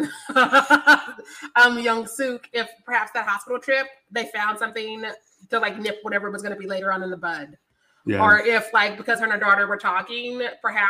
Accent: Missouri, United States; I am from Missouri

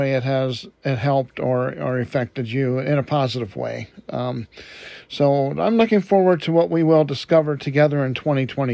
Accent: Detroit, Michigan, United States; moved away; I was born and raised in Detroit, Michigan

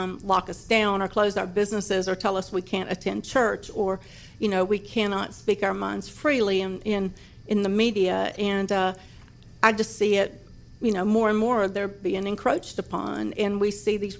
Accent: Deep South, United States; I was raised in the Deep South to very conservative blue-collar parents

